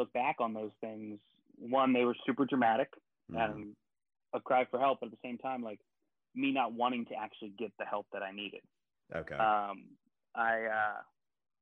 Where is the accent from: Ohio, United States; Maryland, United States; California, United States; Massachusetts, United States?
Maryland, United States; Baltimore; I'm originally from Baltimore, Maryland.